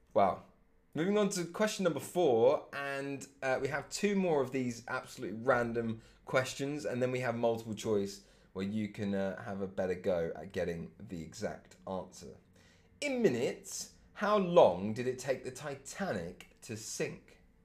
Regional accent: England, United Kingdom; being English

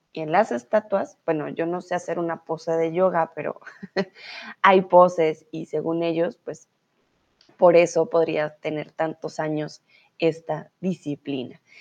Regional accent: Colombia; now in Germany; soy de Colombia

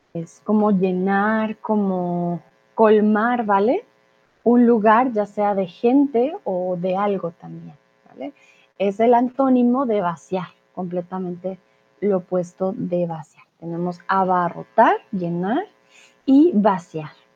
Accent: Colombia; also born or lived in Mexico; now in Germany; soy de Colombia

